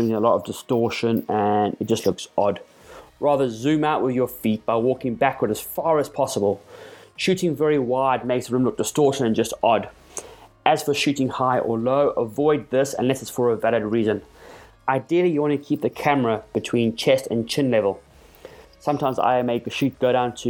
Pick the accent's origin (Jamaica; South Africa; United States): South Africa; my home country of South Africa